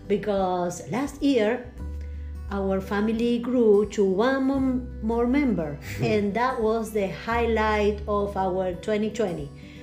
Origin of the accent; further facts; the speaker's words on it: Salto, Buenos Aires Province, Argentina; English is a second language; moved away as an adult; also born or lived in North Carolina, United States; now in Floyd, United States; we are from Argentina. We came in 2000 from Salto, a small town in Buenos Aires province. We lived for 20 years in North Carolina, always around small towns too, and in the country.